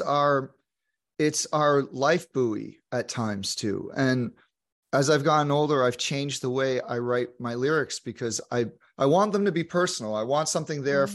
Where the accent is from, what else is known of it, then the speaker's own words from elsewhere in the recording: New York, United States; moved away; also born or lived in Santa Monica, California; as a New Yorker